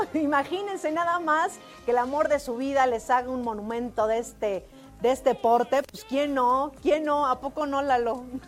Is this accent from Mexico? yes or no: yes; Mexico; Así somos los mexicanos